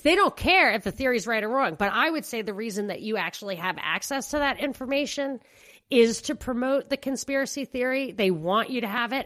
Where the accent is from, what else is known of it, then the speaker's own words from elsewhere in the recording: New York, United States; moved away; I'm a New Yorker